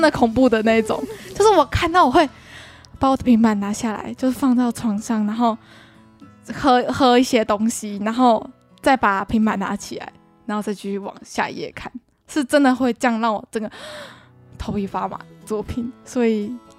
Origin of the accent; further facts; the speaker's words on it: Taiwan; 我们台湾人